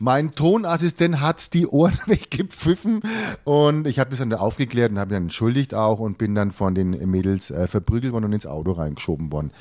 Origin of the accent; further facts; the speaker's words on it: Franconia, Bavaria, Germany; als Franke